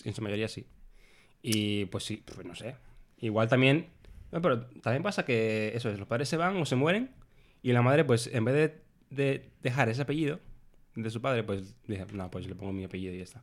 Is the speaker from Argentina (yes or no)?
no; Dominican Republic; accent: Dominican; now in Spain; nuestro acento, nuestra forma de hablar, es la más peculiar de Latinoamérica